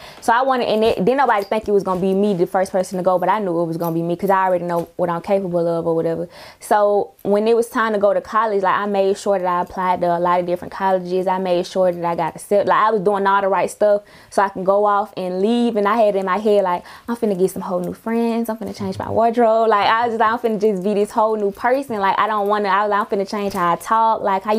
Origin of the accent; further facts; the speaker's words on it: Atlanta, Georgia, United States; I'm from Zone 3.